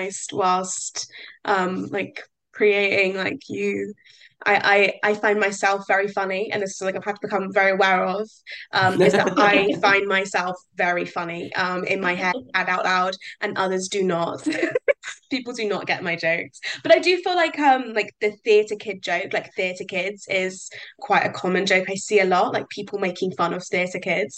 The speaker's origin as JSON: {"language": "English", "country": "United Kingdom", "said": "I'm a British person"}